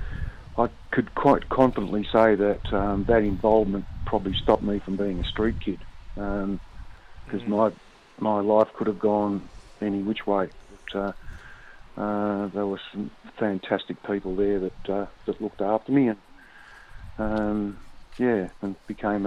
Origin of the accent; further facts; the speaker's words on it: Melbourne, Victoria, Australia; I grew up around the Bentley